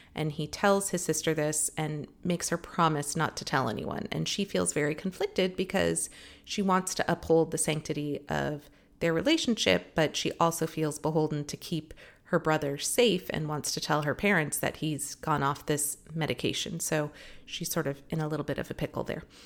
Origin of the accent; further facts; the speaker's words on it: Los Angeles, California, United States; I live here and it's my hometown